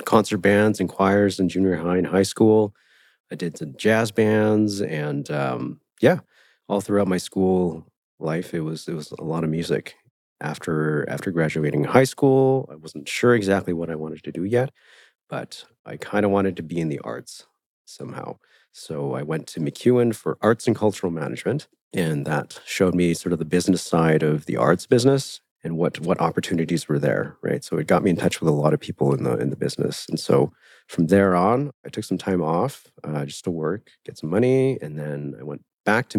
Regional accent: Millet, Alberta, Canada; I grew up here in Alberta in a small town called Millet

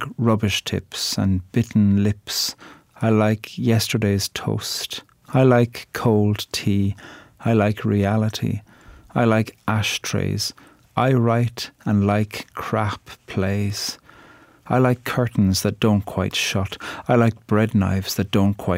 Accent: Ireland; I'm a poet from Ireland

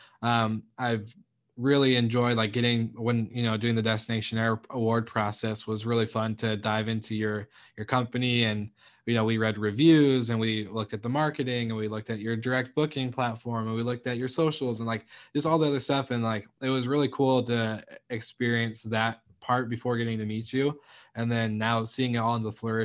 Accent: Washington, United States; I've grown up in Washington, and it's not cold

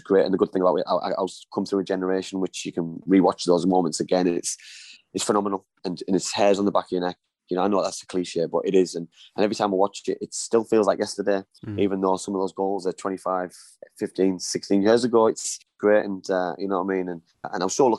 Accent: Middlesbrough, North East England, United Kingdom; I wasn't even the best player in my youth team at Middlesbrough

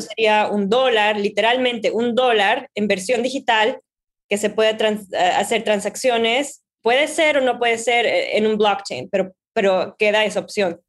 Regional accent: Bolivia; now in New York, United States; Yo soy de Bolivia, trabajo en Nueva York

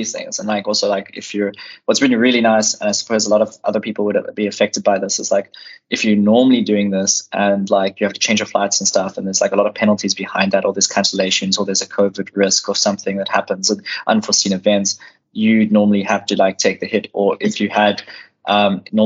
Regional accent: South Africa; we are South African citizens and we only have South African passports

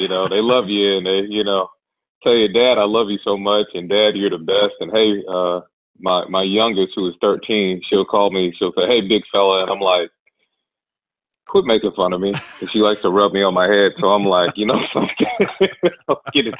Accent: Long Island, New York, United States; So I'm originally from Long Island, New York. I'm the youngest of three boys. My parents are from the South.

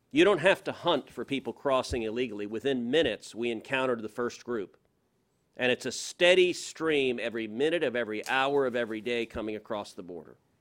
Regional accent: Houston, Texas, United States; I'm from Houston

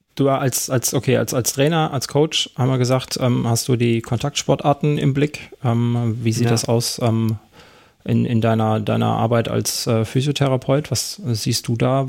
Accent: Karlsruhe, Baden-Württemberg, Germany; bei uns in Karlsruhe

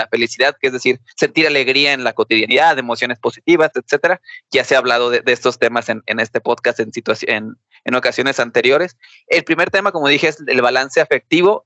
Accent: Mexico; nosotros como mexicanos

